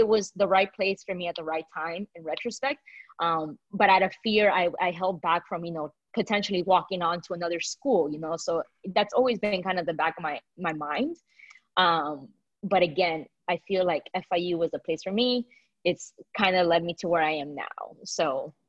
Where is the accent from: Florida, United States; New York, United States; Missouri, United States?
Florida, United States; Miami; moved away as an adult; now in Atlanta, United States; been able to stay in my hometown and see my family